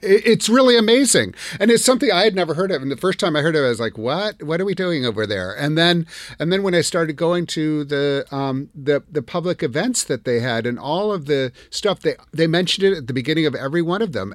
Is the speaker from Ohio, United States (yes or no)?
no; Madison, Wisconsin, United States; I'm from Wisconsin. I grew up in Madison.